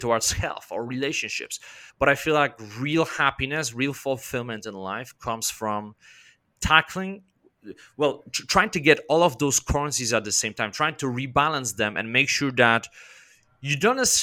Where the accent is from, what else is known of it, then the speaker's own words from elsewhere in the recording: Poland; I'm from Poland